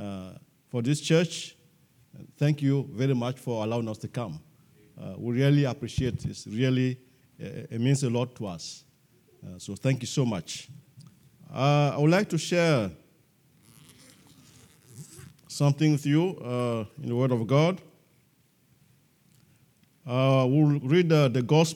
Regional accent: Togo; We are from Togo, West Africa, and we are missionaries to our own people in Togo, West Africa

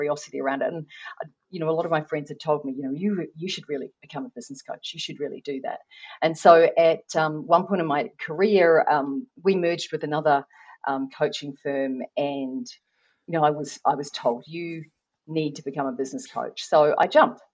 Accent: New Zealand; I'm not Australian. I am from New Zealand

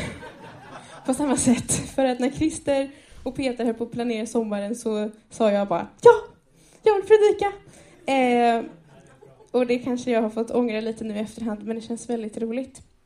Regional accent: Enköping, Uppsala County, Sweden; jag är född och uppvuxen i Enköping i den här församlingen

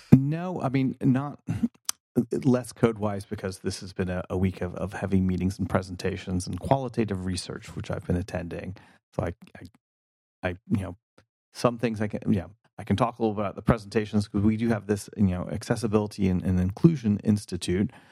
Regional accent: North Carolina, United States; moved away as an adult; also born or lived in New York; now in California, United States; I was born in North Carolina and spent my adolescence here

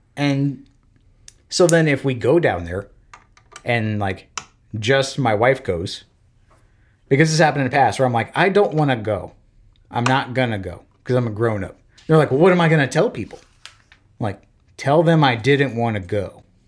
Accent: Florida, United States; moved away as an adult; also born or lived in Belgium / Alabama / Washington; I'm from Florida.

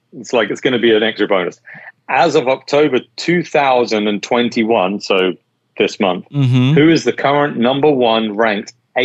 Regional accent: Las Vegas, Nevada, United States; So I'm from Vegas, I lived in Vegas.

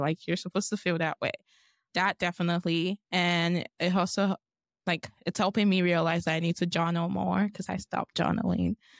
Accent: Lagos, Nigeria; moved away as an adult; now in Boise, United States; I'm from Lagos, Nigeria. I'm also from the Yoruba tribe, and that's, like, my parents' tribe. I grew up in Nigeria all of my life, and I came here for college

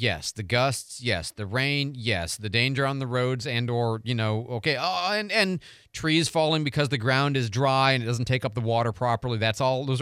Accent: Midwest, United States; now in Pensacola, United States; I grew up in the Midwest

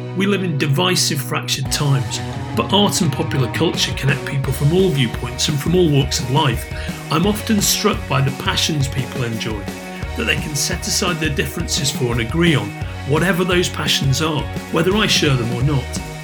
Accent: Liverpool, North West England, United Kingdom; I was growing up in Liverpool

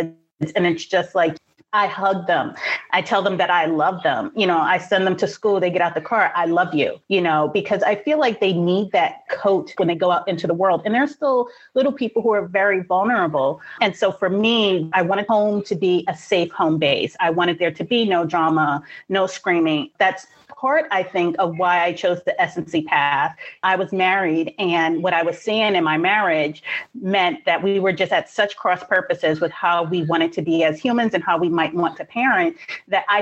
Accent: New York City, New York, United States; I grew up in Brooklyn in the 80s

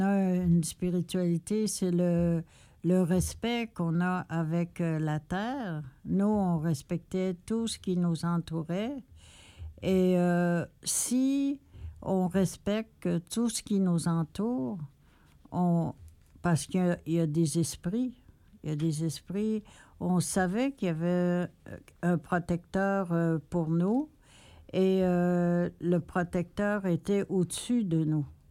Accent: Quebec, Canada

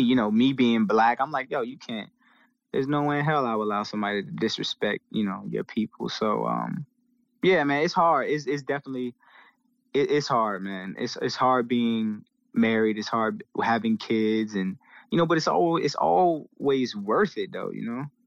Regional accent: Portsmouth, Virginia, United States; I'm from Portsmouth, Seven Cities

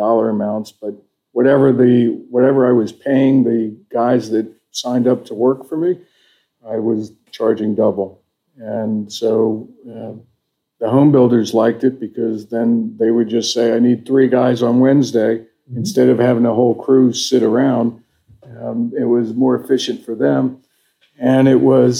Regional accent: Vienna, Virginia, United States; also born or lived in Wisconsin; I grew up with my mom in Vienna and started working construction in high school

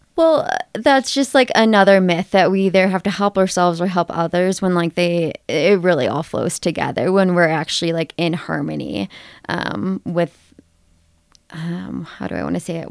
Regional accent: Ohio, United States; moved away as an adult; now in Colorado, United States; I grew up in Ohio

